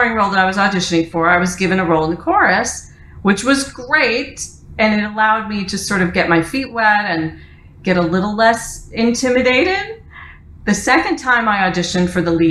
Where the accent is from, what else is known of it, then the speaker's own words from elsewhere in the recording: Detroit, Michigan, United States; moved away as an adult; also born or lived in New York; I moved from my hometown of Detroit to New York after college to pursue a career in theater